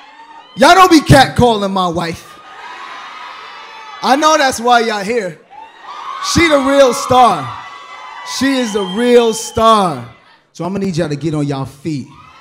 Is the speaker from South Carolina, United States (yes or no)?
no; New York City, New York, United States; moved away as an adult; also born or lived in Detroit; now in Atlanta, United States; I love being from Brooklyn. Being from Brooklyn